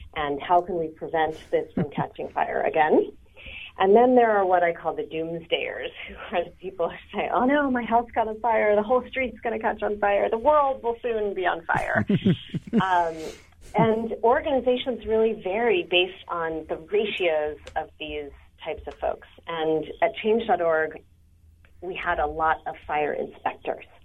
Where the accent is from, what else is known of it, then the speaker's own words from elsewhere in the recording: San Francisco, California, United States; I'm actually from San Francisco